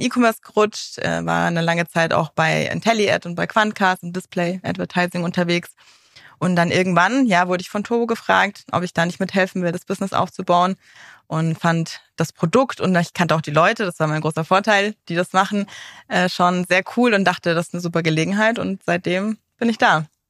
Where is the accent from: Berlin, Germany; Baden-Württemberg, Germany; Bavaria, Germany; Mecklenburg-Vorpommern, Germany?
Bavaria, Germany; Munich; privat komme ich aus München tatsächlich.